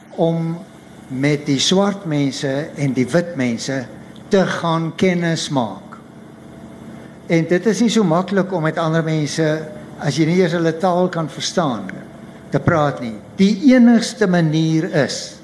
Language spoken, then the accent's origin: Afrikaans; Paarl, Western Cape, South Africa; also born or lived in Stellenbosch; ek kom van die Parel af, ek het daar groot geword.